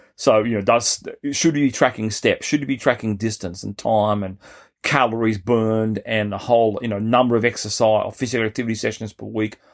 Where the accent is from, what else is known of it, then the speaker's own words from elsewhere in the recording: Australia; as an Australian growing up